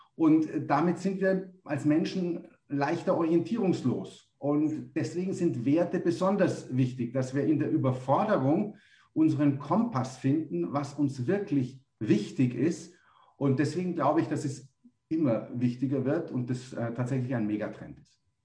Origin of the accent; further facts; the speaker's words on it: Munich, Bavaria, Germany; moved away as an adult; now in Tenerife, Spain; ich komme ursprünglich aus München